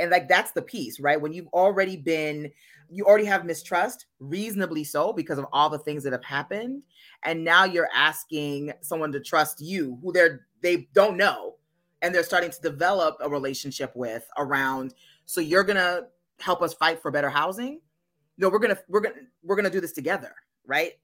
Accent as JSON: {"language": "English", "region": "Minnesota", "country": "United States", "tie": "born or raised there", "moved": "as an adult", "said": "back in my home state of Minnesota"}